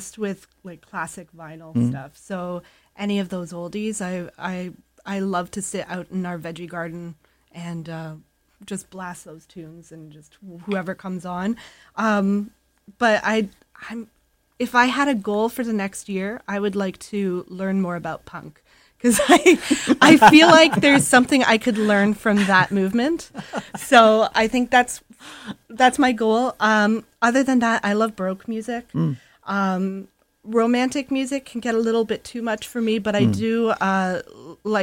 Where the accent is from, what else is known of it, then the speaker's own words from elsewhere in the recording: Toronto, Ontario, Canada; I grew up in Scarborough, and a lot of my early formative bassooning years were spent with the Scarborough Philharmonic Orchestra